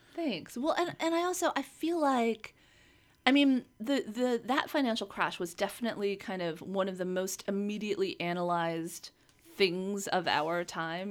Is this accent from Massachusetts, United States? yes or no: no; Los Angeles, California, United States; … and I grew up here in Los Angeles